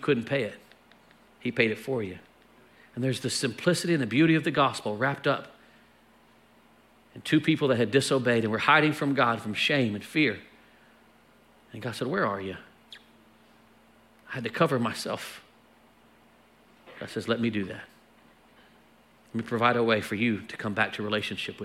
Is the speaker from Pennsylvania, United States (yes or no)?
no; Texas, United States; we're from Texas